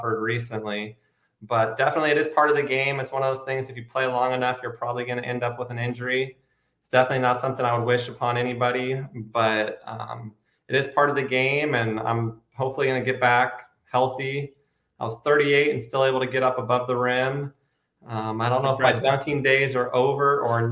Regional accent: Grants Pass, Oregon, United States; also born or lived in Portland, Oregon; I grew up in Southern Oregon. I went to Grants Pass High School

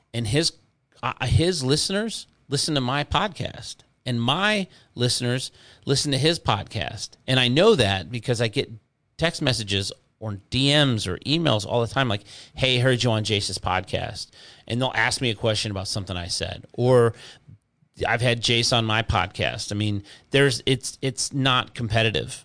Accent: Inkster, Michigan, United States; moved away as an adult; also born or lived in Garden City, Michigan / Canton, Michigan; now in Florida, United States; I grew up in Inkster and Garden City

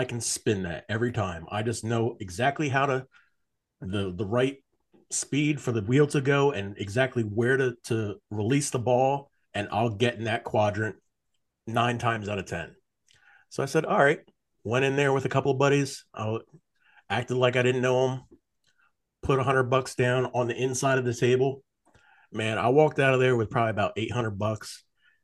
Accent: New Jersey, United States; moved away; I grew up in South Jersey, I was literally 10, 15 minutes away from Atlantic City

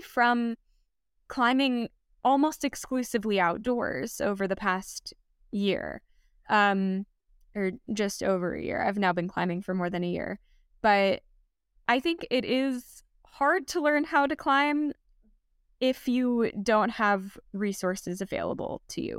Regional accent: Los Angeles, California, United States; I grew up in the Santa Monica Mountains in Los Angeles

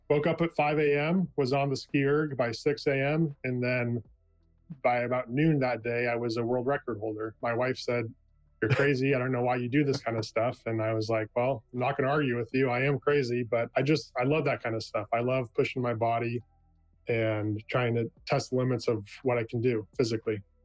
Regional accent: California, United States; moved away as an adult; now in Oregon, United States; I was born and raised in California. I spent the first 25 years of my life there

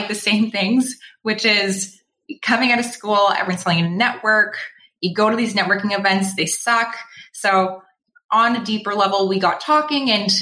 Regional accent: Toronto, Ontario, Canada; moved away as an adult; now in Vancouver, Canada; I'm just pretending to be a local, but I'm actually from Toronto

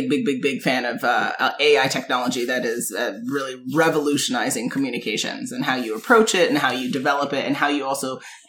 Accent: Jamaica; So, as y'all know, I'm Jamaican with 1,000 jobs.

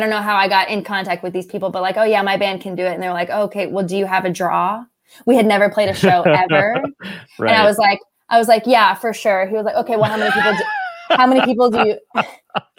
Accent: Austin, Texas, United States; my hometown because I love 310. It's down on Second Street in Austin

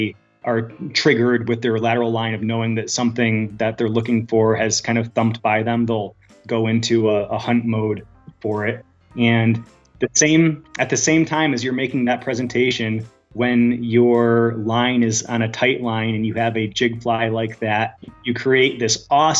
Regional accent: southern Adirondack Park, near Saratoga Springs, upstate New York, United States; moved away as an adult; also born or lived in southern Vermont; now in Vermont, United States; I grew up in the very southern tip of the Adirondack Park in upstate New York near Saratoga Springs

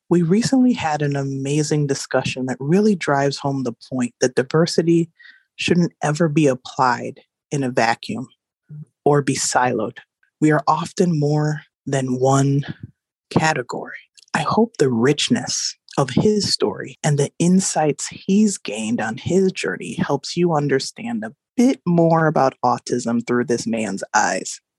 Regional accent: Nigeria; I'm Nigerian

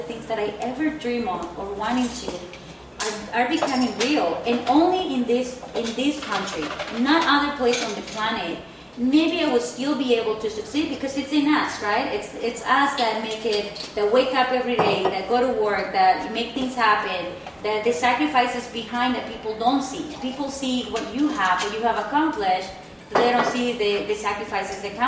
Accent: Mexico; English is a second language; moved away as an adult; now in United States; I'm from Mexico

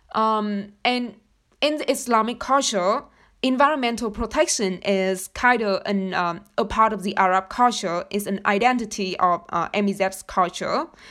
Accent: Vietnam; moved away; I come from Vietnam

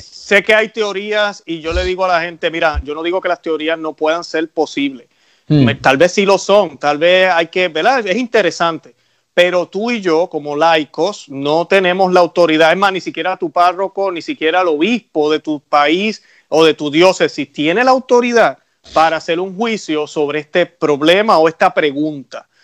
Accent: Puerto Rico; now in United States; en mi país, en Puerto Rico

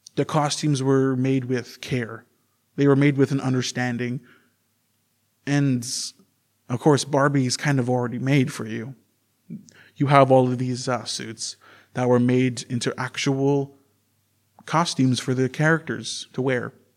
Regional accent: Canada; I am native from Canada

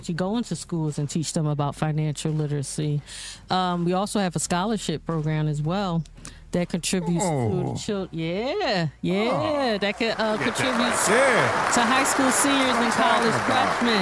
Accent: Philadelphia, Pennsylvania, United States; I grew up right here in Philly. I live a lot in North Philly, went to these schools

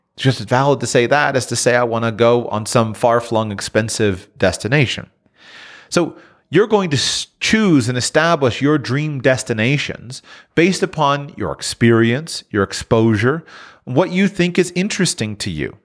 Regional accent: South Florida, United States; I'm born and raised in South Florida

